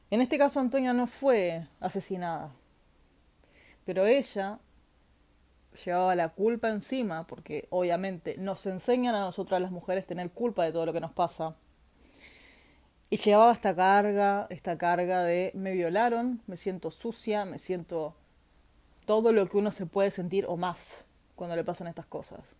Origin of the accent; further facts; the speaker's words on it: Argentina; now in Chile; Para los que no saben, eh, hace un tiempo vivo en Chile, pero soy argentina, nacida y criada.